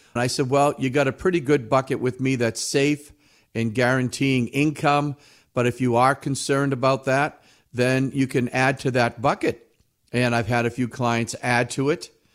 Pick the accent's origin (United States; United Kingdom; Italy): United States; New England; we're from New England. We're all skeptics up here.